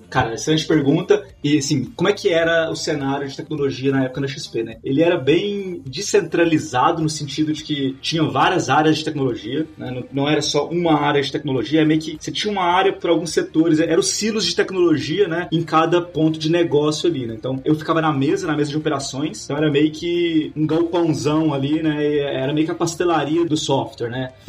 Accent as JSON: {"language": "Portuguese", "region": "Minas Gerais", "country": "Brazil", "moved": "as an adult", "lives_now": "São Paulo, Brazil", "said": "Eu sou de, eu sou de Minas"}